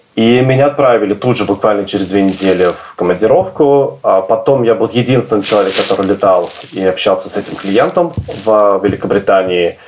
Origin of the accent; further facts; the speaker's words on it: Obninsk, Kaluga Oblast, Russia; moved away as an adult; also born or lived in Moscow; now in London, United Kingdom; Я вырос в Обнинске в, в маленьком э, в, в общежитии и лет 20 там прожил